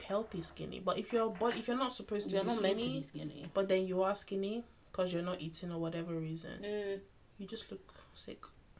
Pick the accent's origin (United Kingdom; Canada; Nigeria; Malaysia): Nigeria; I'm Nigerian.